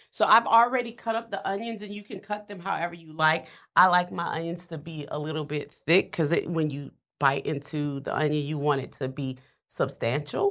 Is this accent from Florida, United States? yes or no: no; New Orleans, Louisiana, United States; I'm a, I'm a Louisiana girl. I'm from New Orleans